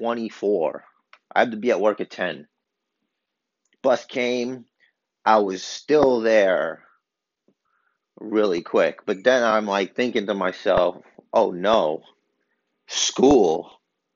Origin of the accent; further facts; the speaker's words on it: New York City, New York, United States; I'm from Brooklyn